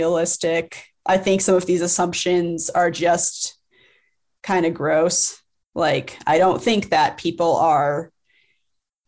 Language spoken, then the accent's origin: English; Cleveland, Ohio, United States; born or raised there; moved away; also born or lived in Colorado